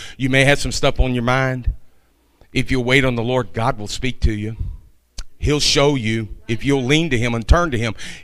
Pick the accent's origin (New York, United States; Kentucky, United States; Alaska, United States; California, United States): Kentucky, United States; I'm from Kentucky